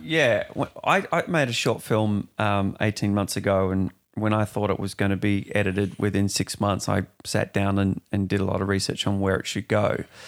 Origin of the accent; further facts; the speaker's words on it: Perth, Western Australia, Australia; moved away as an adult; I'm from Perth originally. I've been here three, four years